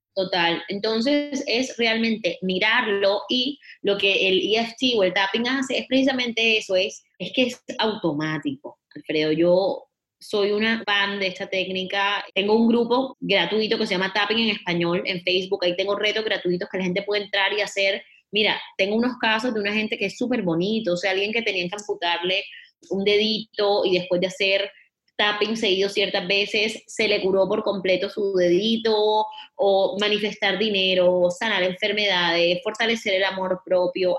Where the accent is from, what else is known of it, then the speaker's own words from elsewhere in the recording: Barranquilla, Atlántico, Colombia; moved away; estaba yo de vacaciones en Barranquilla, mi ciudad natal, en Colombia